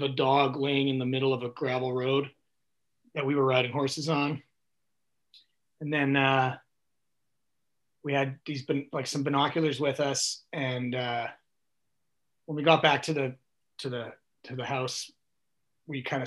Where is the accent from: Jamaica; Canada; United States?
Canada; Western Canada; I grew up in Western Canada, so we'd go to the Rockies all the time